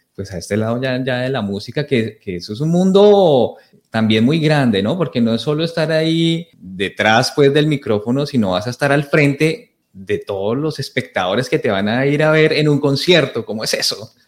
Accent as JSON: {"language": "Spanish", "country": "Colombia", "moved": "yes", "lives_now": "Toronto, Canada", "said": "entramos los colombianos"}